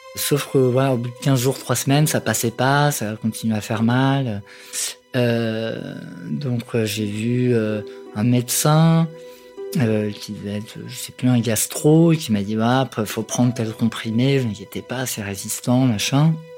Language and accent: French; Rouen, Normandy, France; now in Paris, France; je suis née à Rouen, euh, je vis à Paris depuis une quinzaine d'années